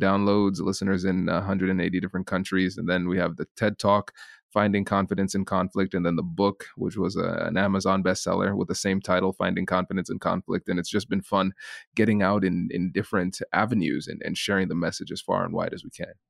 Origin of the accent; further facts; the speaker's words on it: Tiffin, Ohio, United States; accent: Caribbean; I grew up in a small town called Tiffin, Ohio